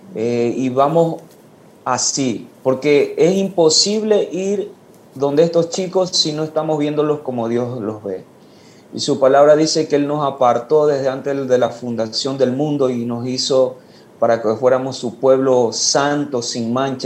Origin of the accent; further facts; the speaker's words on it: Ecuador; now in Guayaquil, Ecuador; regresé a mi pueblo donde nací, que es una parroquia